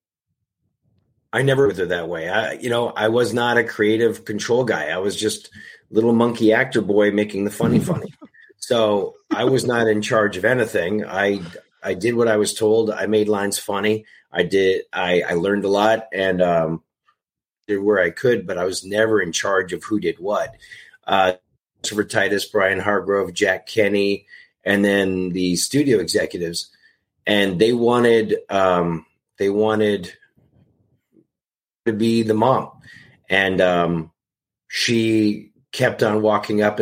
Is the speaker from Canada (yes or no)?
yes; Canada; moved away as an adult; also born or lived in Toronto, Canada; now in Los Angeles, United States; growing up in Canada, working there, and then moving to Los Angeles when I was 25